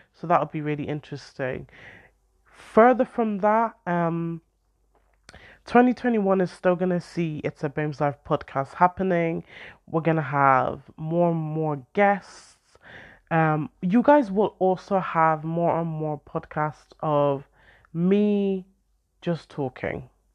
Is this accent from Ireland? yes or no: yes; Ireland; now in United Kingdom; I grew up in Ireland